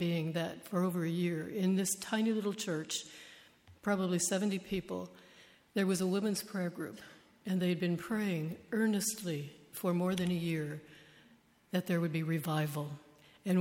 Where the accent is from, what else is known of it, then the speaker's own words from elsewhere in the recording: United States; I was born and raised in the United States